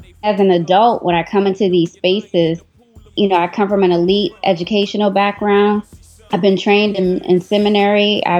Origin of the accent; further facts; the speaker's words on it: Washington, District of Columbia, United States; also born or lived in Eritrea; my hometown of Washington, D.C. When I was growing up there in the 80s and 90s